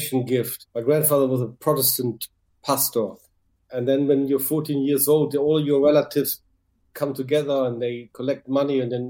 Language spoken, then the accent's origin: English; Düsseldorf, North Rhine-Westphalia, Germany; English is a second language; moved away as an adult; now in London, United Kingdom; my hometown, Düsseldorf